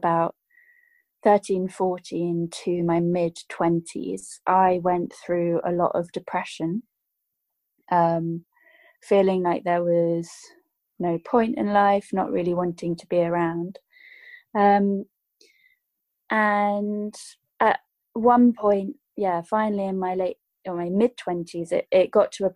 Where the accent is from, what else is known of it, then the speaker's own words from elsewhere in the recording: United Kingdom; I grew up in the United Kingdom